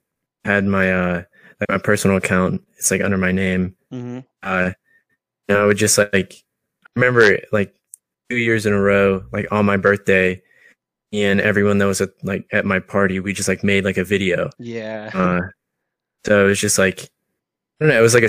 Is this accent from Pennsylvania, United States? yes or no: yes; Pittsburgh, Pennsylvania, United States; I'm born in Pittsburgh. I've lived here my entire life